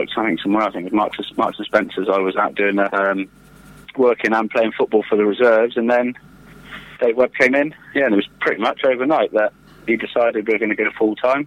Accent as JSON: {"language": "English", "town": "Yeovil", "region": "South West England", "country": "United Kingdom", "tie": "born or raised there", "also_born_or_lived": "Taunton"}